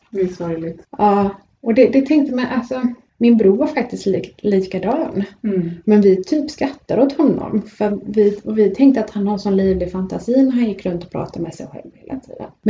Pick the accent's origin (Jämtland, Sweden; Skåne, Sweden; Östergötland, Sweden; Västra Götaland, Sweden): Västra Götaland, Sweden; Gothenburg; jag är ju född i Biskop i Göteborg.